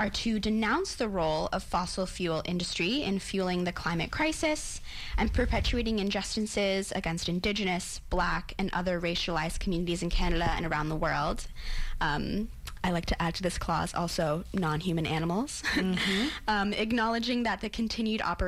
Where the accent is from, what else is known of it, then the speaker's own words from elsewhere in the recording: United States; as an American